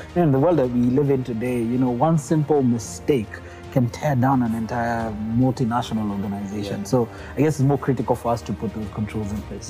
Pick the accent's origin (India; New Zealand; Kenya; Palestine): Kenya; we as Kenyan